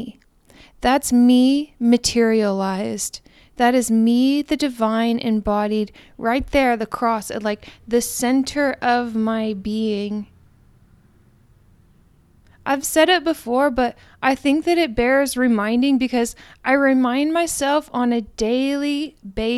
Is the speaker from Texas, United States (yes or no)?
yes; Houston, Texas, United States; H-Town and for my hometown where I come from